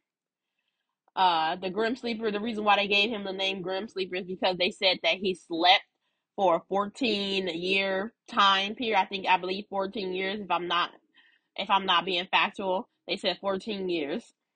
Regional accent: Los Angeles, California, United States; also born or lived in Inglewood; I grew up on Slauson, the cross street, Slauson and Western

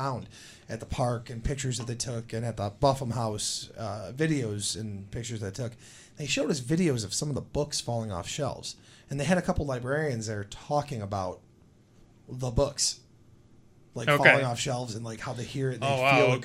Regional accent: West Seneca, New York, United States; I grew up in West Seneca, on the West Seneca side of Indian Church

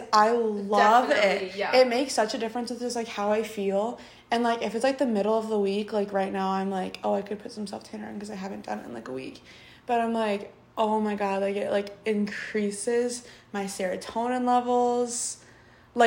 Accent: Florida, United States; now in Wisconsin, United States; I grew up in Florida

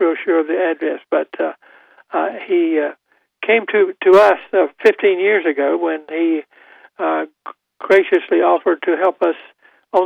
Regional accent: Goldsboro, North Carolina, United States; my hometown of Goldsboro

